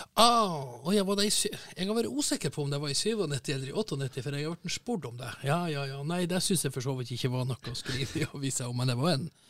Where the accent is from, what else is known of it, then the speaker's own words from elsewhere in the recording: Northern Norway, Norway; jeg er jo fra Nord-Norge